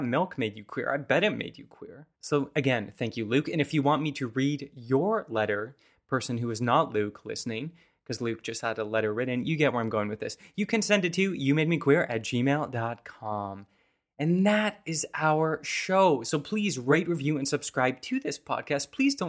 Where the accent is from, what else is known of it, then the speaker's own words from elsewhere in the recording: Saskatoon, Saskatchewan, Canada; distinct memory of there being a big billboard by one of the restaurants we frequented as a child growing up in Saskatoon.